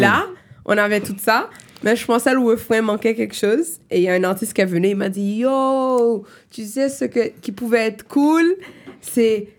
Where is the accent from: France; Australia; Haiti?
Haiti; first language Haitian Creole, French, English; French is a second language; moved away as an adult; also born or lived in Miami, United States / New York, United States; now in Montreal, Canada; j'ai grandi en Haïti comme mes parents, so je suis haïtienne.